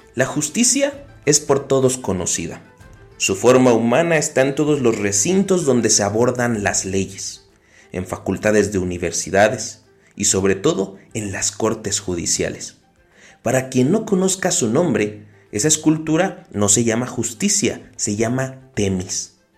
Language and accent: Spanish; Mexico; tenemos como mexicanos